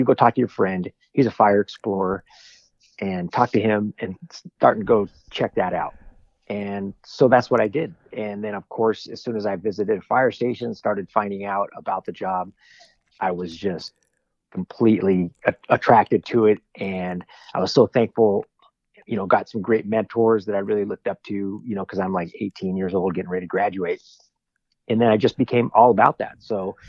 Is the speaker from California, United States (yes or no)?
yes; Southern California, United States; growing up in Southern California